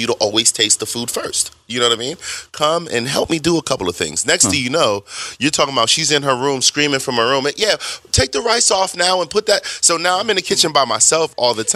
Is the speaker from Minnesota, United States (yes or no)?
no; New York City, New York, United States; also born or lived in New Jersey; I'm born in Brooklyn and grew up in Brooklyn, Jersey-ish area.